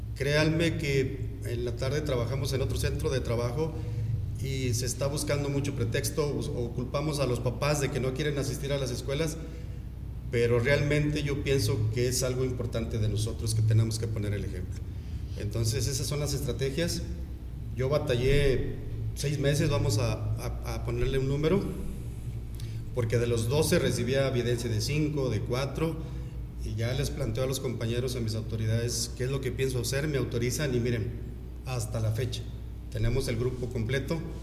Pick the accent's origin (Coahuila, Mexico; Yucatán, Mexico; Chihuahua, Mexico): Coahuila, Mexico; Saltillo; moved away as an adult; now in Comarca Lagunera, Mexico; yo soy de Saltillo